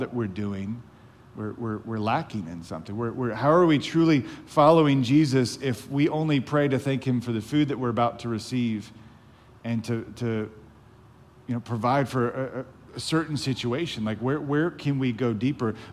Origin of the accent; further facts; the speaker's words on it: the South, United States; We were raised in the South